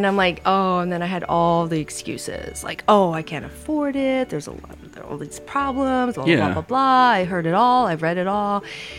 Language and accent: English; Indiana, United States; moved away as an adult; now in Big Island, Hawaii, United States; I come from Indiana, so I'm a Hoosier.